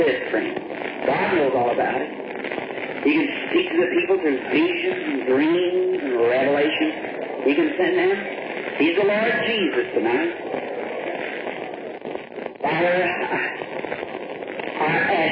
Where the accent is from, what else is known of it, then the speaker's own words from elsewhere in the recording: the South, United States; also born or lived in Jeffersonville, Indiana; I'm from the South